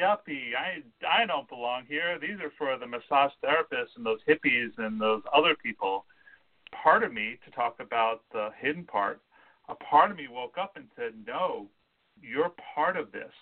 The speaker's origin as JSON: {"language": "English", "region": "California", "country": "United States", "said": "We're all from California, which is its own little microcosm."}